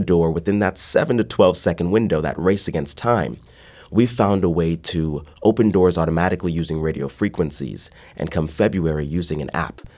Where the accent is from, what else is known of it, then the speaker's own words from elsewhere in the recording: Midwest, United States; now in St. Louis, United States; growing up in the Midwest